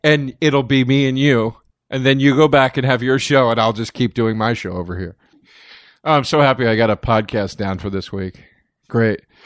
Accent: Collegeville, Pennsylvania, United States; moved away; a town called Collegeville, Pennsylvania

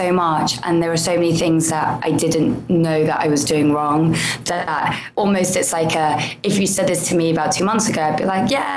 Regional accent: India; I am Indian

